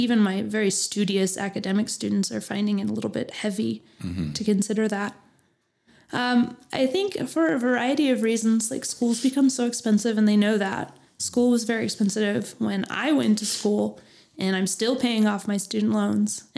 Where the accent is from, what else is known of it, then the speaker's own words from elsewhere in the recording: Phoenix, Arizona, United States; moved away as an adult; now in Flagstaff, United States; I grew up in Phoenix